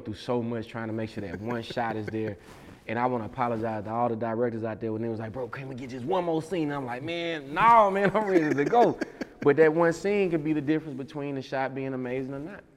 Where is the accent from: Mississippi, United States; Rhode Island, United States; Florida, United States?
Mississippi, United States; moved away; also born or lived in Alabama / Atlanta / New York / Texas; I'm from Mississippi